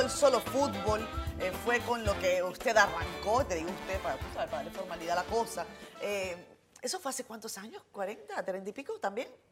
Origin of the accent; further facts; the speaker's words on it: Venezuela; now in Dominican Republic; yo vengo de un país como Venezuela